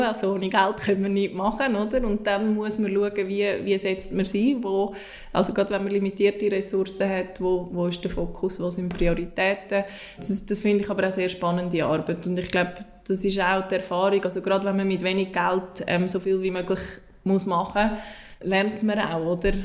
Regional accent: Switzerland; ich als Schweizerin

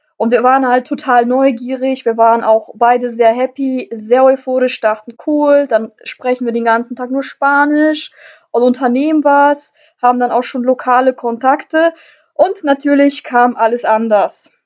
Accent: Northern Germany, Germany; ich komme halt aus Deutschland, ich komme aus Norddeutschland

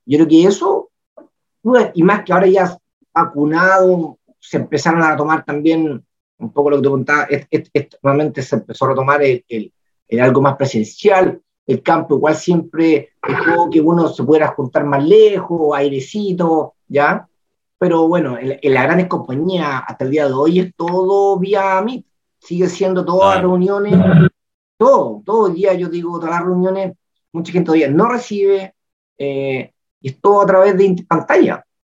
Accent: Chile; Yo soy el agricultor chileno

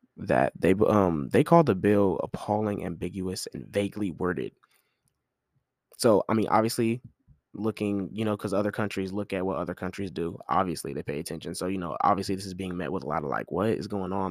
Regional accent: United States; as an American

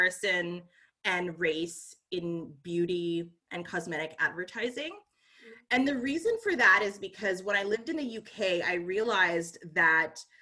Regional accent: Ottawa, Ontario, Canada; now in Gatineau, Canada; I grew up on the Ottawa side in the East End, and so it's very French

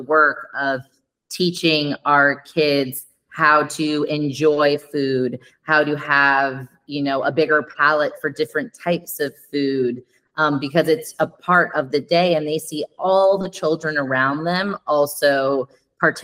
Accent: Los Angeles, California, United States; moved away as an adult; also born or lived in Denver; now in Piedmont, Italy; a woman growing up in Los Angeles

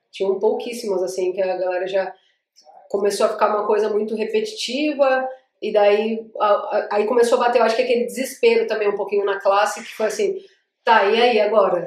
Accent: Iguape, São Paulo, Brazil; accent: Iguape / Vale do Ribeira accent, close to Paraná; moved away as an adult; now in São Paulo, Brazil; Eu sou de Iguape, natural de Iguape, nascida e criada caiçara

